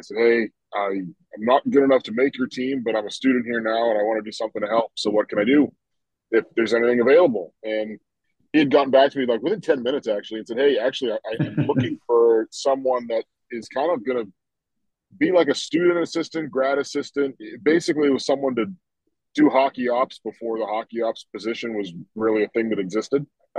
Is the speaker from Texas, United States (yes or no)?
no; Boston, Massachusetts, United States; So I'm from the Boston area. A lot of college hockey around here, obviously. I went to Merrimack 20 years ago now